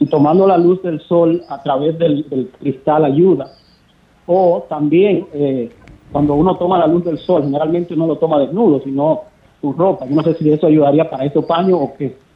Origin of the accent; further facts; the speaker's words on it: Dominican Republic; now in Indianapolis, United States; en mi país, soy dominicano